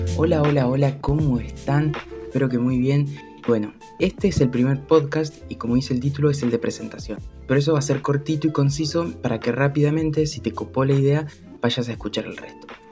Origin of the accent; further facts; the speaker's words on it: Argentina; soy argentino